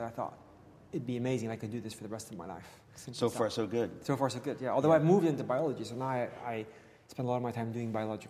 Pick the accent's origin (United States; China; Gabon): Gabon; now in Oxford, United Kingdom; So, I grew up in Gabon, Central Africa, where my parents still live.